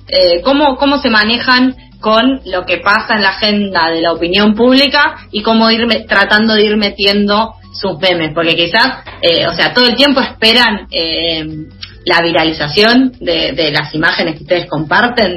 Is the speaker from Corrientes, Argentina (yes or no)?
no; Junín, Buenos Aires Province, Argentina; yo en particular soy de Junín